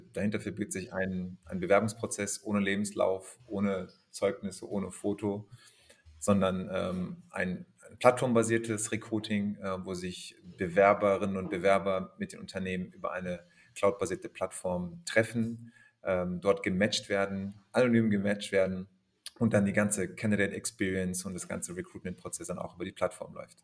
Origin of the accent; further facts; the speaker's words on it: Germany; ich bin aber in Deutschland geboren, aufgewachsen.